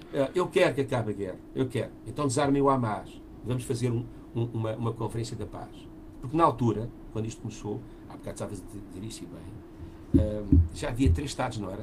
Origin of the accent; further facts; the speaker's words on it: Portugal; eu sou português